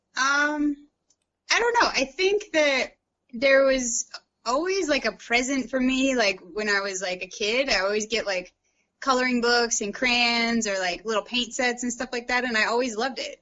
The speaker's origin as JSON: {"language": "English", "town": "St. Louis", "region": "Missouri", "country": "United States", "tie": "born or raised there", "also_born_or_lived": "London, United Kingdom", "moved": "as an adult", "lives_now": "Sloatsburg, United States", "said": "I grew up, I was born and raised in St. Louis, Missouri"}